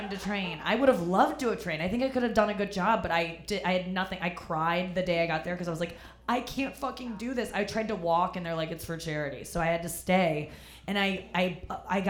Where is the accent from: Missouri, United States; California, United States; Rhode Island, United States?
Missouri, United States; St. Louis; moved away; every time I go back home to St. Louis